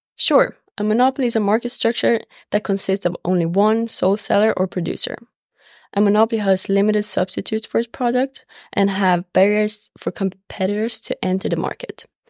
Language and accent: English; Sweden; moved away as an adult; now in United States; I'm from Sweden and play on the Stark women's soccer team